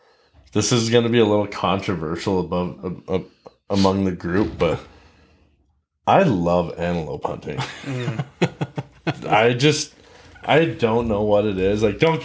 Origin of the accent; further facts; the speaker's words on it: Billings, Montana, United States; So I am a native Montanan. I was born in Billings, been living here my entire life, all 23 years of it.